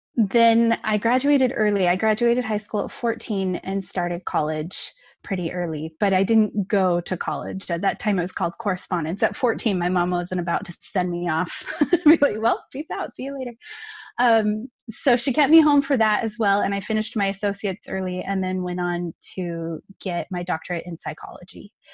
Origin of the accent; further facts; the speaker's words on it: California, United States; now in Utah, United States; I grew up in California, nice and warm weather. I live in Utah now, so I keep pining for that sunny weather during the wintertime. But I grew up in California, and I was the oldest of three.